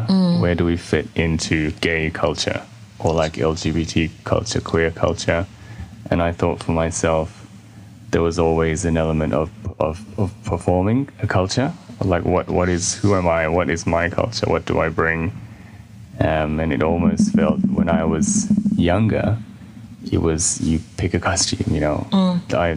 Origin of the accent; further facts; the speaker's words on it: Australia; now in United Kingdom; I grew up in Australia, so I'm Australian.